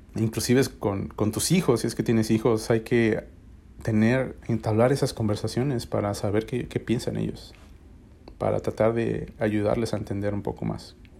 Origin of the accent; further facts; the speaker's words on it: Mexico; now in United States; en mi país, en México